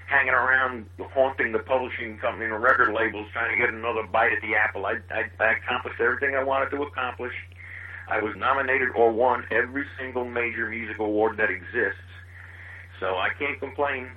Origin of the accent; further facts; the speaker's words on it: New York City, New York, United States; moved away as an adult; now in Nashville, United States; I'm originally from Queens, New York